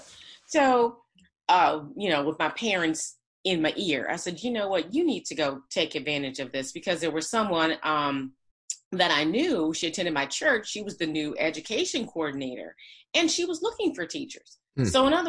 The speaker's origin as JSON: {"language": "English", "town": "Flint", "region": "Michigan", "country": "United States", "tie": "born or raised there", "said": "Flint, Michigan."}